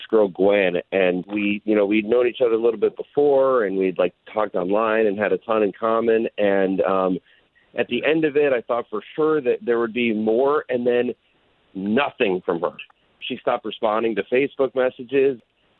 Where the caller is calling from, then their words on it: Groveland, Florida, United States; I'm from Groveland.